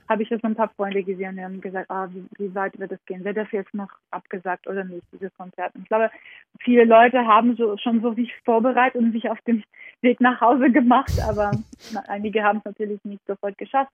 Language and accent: German; Georgia; moved away; meine Kindheit in Georgien